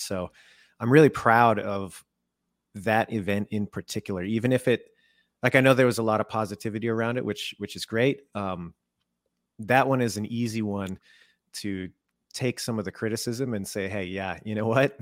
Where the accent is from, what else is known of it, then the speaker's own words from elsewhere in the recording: Canada; I was born in Canada